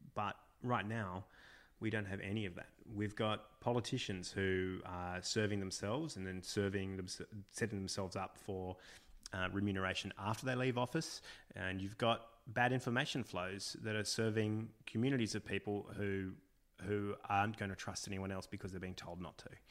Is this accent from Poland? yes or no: no; Australia; being Australian